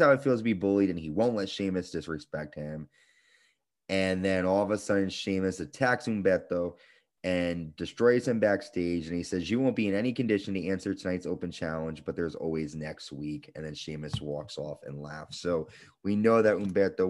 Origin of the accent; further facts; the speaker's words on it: New Haven, Connecticut, United States; where I'm from in Connecticut, there was different parts, right? So I'm from New Haven